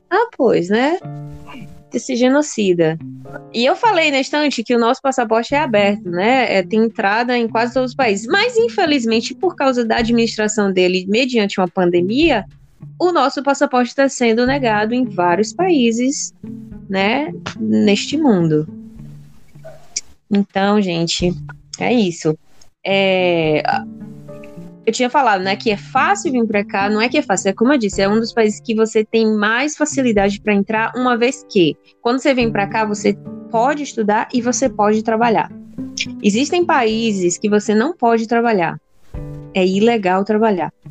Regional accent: Brazil; moved away as an adult; now in Dublin, Ireland

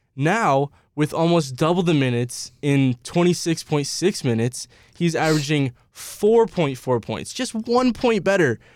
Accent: South Bend, Indiana, United States; I'm from South Bend, Indiana

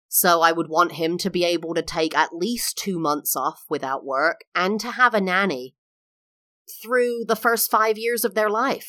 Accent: England, United Kingdom; moved away as an adult; also born or lived in California, United States; now in Florida, United States; I am English, now live in the U S for the last, like, fourteen, fifteen years.

